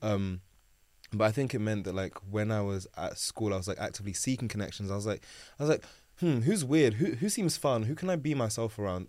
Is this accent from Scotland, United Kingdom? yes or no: no; London, United Kingdom; born and raised in South London.